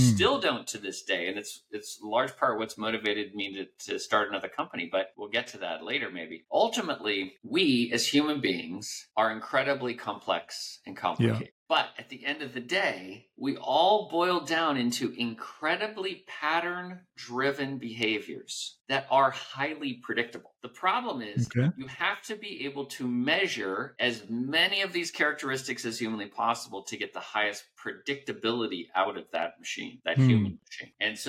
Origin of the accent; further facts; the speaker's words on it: Guam; also born or lived in Hawaii / Colorado Springs, Colorado; I grew up mostly in Guam, about 8 years of my childhood in Guam, and then Hawaii, and then Colorado.